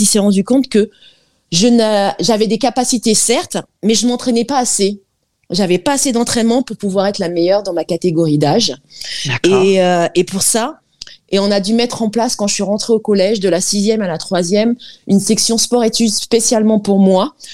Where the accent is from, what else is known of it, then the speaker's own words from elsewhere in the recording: French Guiana; moved away; je suis guyanaise d'origine, mère euh, algérienne et père guyanais